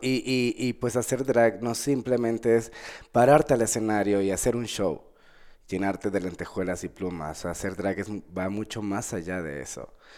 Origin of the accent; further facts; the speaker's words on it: Venezuela; also born or lived in Bogotá, Colombia; now in Mexico; yo soy nacido en Colombia, en Bogotá, Colombia, y me criaron en Venezuela